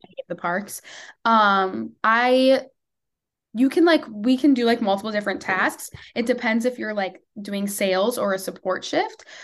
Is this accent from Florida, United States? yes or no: no; Maple Grove, Minnesota, United States; I am from Maple Grove, Minnesota